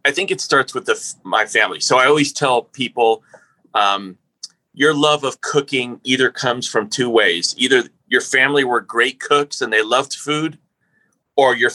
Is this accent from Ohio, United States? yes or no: no; New Mexico, United States; I'm from New Mexico